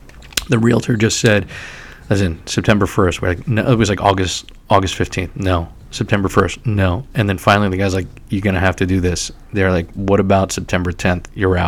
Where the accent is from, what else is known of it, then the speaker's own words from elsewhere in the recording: New York City, New York, United States; moved away as an adult; also born or lived in Syracuse, New York; now in Red Bank, United States; I was born in Staten Island and lived in New York City for many years and still consider myself to be a New Yorker who happens not to live in New York City at this current moment.